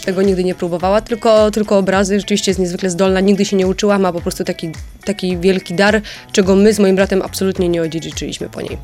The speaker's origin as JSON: {"language": "Polish", "town": "Bytom", "region": "Silesian Voivodeship", "country": "Poland", "said": "ja jestem z Bytomia"}